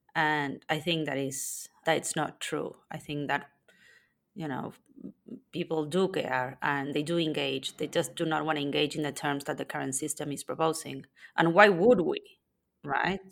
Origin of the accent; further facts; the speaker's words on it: Argentina; now in Spain; I was born in Argentina and currently live in Spain.